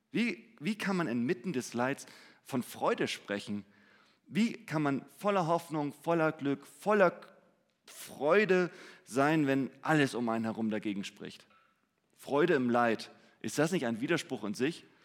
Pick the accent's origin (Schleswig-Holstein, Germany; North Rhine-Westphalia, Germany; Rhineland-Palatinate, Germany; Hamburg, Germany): Hamburg, Germany; Ich meine, gerade wir als Hamburger, wir würden sagen, wenn ich mehr Zeit hätte, dann wäre ich glücklich